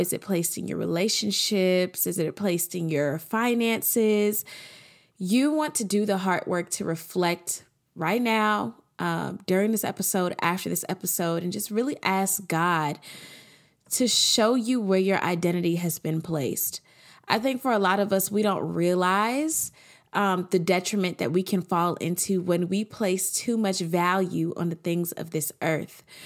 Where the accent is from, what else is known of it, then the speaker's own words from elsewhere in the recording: Atlanta, Georgia, United States; I'm from Atlanta